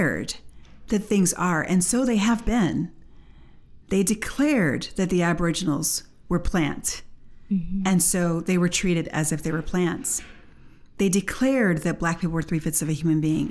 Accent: United States; we are from America. We had our civil rights movement

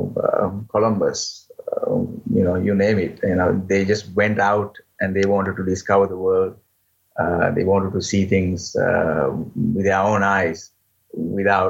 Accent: Sri Lanka; moved away as an adult; now in Switzerland; born in Sri Lanka and raised in Sri Lanka, but later on I moved to Switzerland. I've been living in Switzerland for now 16 years

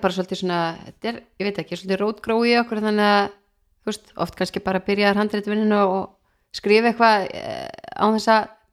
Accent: Keflavík, Southern Peninsula, Iceland; moved away as an adult; also born or lived in Denmark; now in Reykjavík, Iceland; ég er frá Keflæk og er raunin alveg þar upp

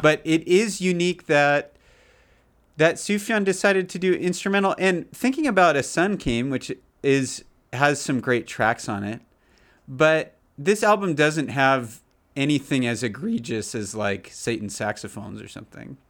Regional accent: United States; growing up in America

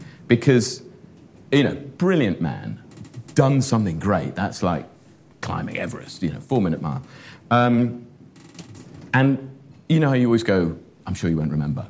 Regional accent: Shropshire, West Midlands, United Kingdom; So growing up in Shropshire, where, as I said, not a great deal happened

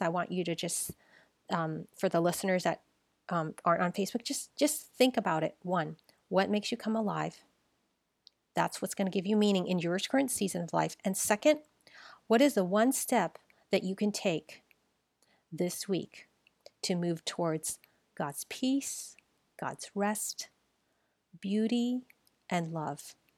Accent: San Francisco, California, United States; I was born here. I was born in San Francisco, Chinatown

